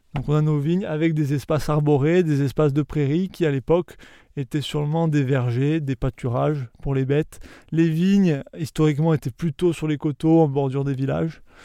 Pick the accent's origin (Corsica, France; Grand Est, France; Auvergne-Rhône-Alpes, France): Corsica, France; Balagne; chez nous en Balagne